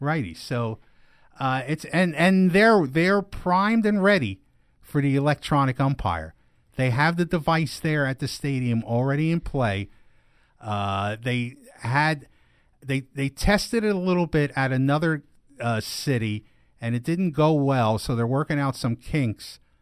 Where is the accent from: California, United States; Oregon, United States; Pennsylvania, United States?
Pennsylvania, United States; East Stroudsburg; moved away; also born or lived in Scranton, Pennsylvania; my hometown